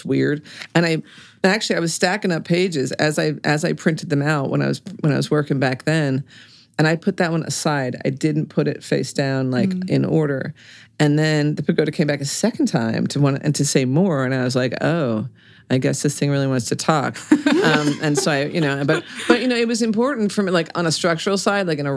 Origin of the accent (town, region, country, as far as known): Reading, Pennsylvania, United States; born or raised there